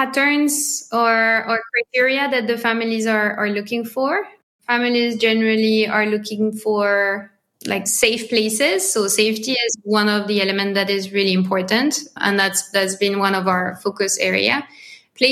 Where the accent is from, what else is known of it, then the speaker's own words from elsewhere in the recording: France; accent: French; English is a second language; my French accent